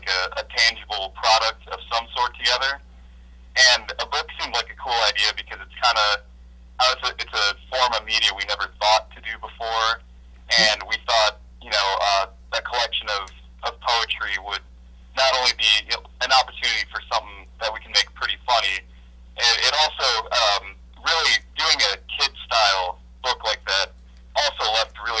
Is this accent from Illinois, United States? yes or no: no; North Olmsted, Ohio, United States; I'm from North Olmsted originally, which is the other side of Cleveland